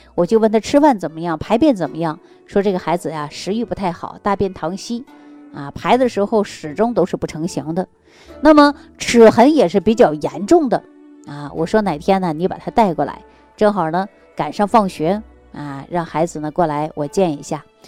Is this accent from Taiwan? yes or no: no; Northeast China, China; accent: Northeastern Mandarin (Dongbei); 我们东北话说就挠嘛